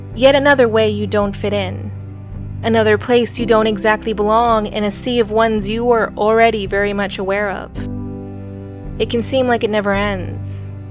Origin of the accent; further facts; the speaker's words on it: United States; growing up in the States, I was the odd one out